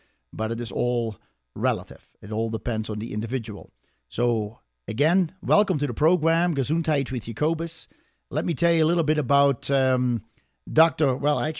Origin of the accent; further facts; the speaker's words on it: Netherlands; moved away; I am Dutch